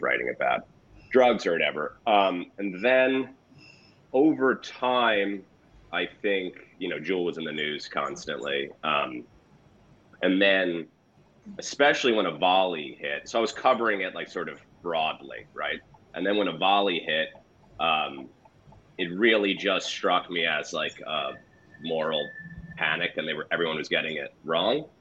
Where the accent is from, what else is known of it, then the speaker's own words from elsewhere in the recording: East Coast, United States; moved away as an adult; now in California, United States; I'm from the East Coast, but I haven't been out here that long